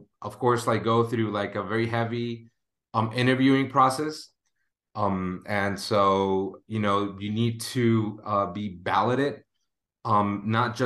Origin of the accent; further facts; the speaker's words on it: Ciudad Juárez, Chihuahua, Mexico; in Juarez, like in my hometown or where I grew up